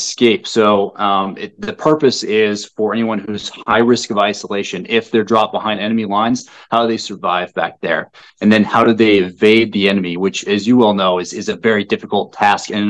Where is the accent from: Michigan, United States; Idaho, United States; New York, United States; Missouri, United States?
Idaho, United States; Kamiah; moved away as an adult; also born or lived in Spokane, Washington; as I was growing up in the Pacific Northwest, specifically in a little known town of Kamiai, Idaho